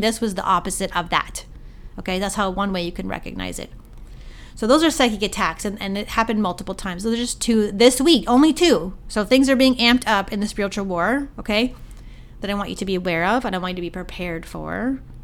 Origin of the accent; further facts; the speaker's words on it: Canada; my hometown Sobeys